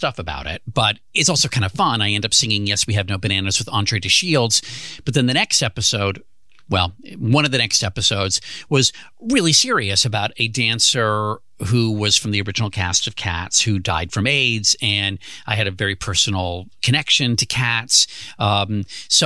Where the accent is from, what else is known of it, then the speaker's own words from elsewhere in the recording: United States; I grew up outside of Washington, D.C.